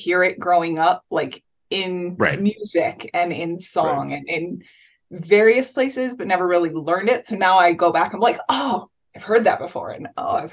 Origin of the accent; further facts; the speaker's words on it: Hawaii, United States; growing up in Hawaii